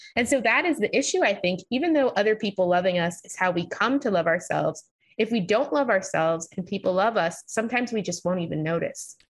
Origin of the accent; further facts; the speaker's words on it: New York, United States; I grew up in New York, so I had never experienced racism